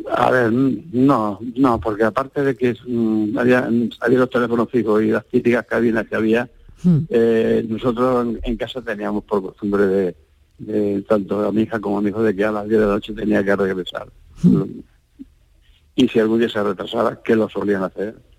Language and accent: Spanish; Andalusia, Spain; now in Barcelona, Spain; aunque somos andaluces